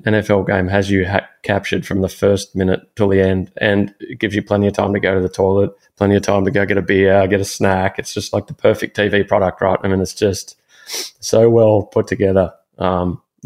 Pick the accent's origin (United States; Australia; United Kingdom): Australia; Melbourne, Victoria; moved away; I used to fish a little bit growing up in Melbourne